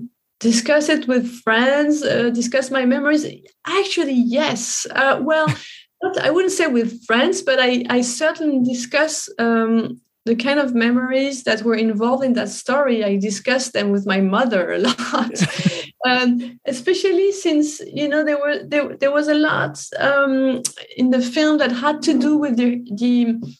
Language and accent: English; Paris, Île-de-France, France; I was happy to be able to film in my hometown